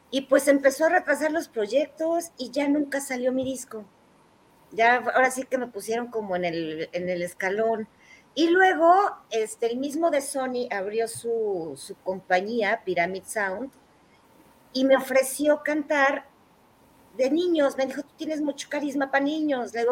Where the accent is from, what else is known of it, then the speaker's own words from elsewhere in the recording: Mexico City, Mexico; Y toda mi familia es del norte, pero pues te digo que yo crecí aquí, entonces soy más chilanga que nadie.